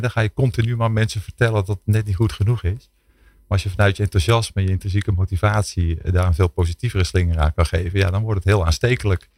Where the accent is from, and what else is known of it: Netherlands